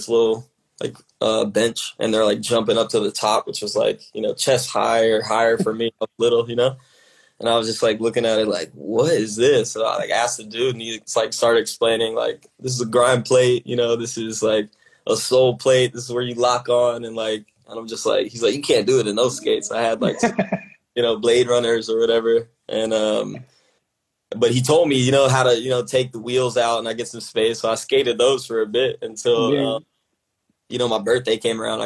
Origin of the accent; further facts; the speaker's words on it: Atlanta, Georgia, United States; growing up in Atlanta